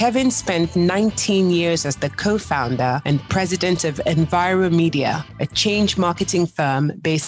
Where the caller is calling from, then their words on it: Lagos, Nigeria; I'm joining you from Lagos, Nigeria, while Carter is in Denver, Colorado.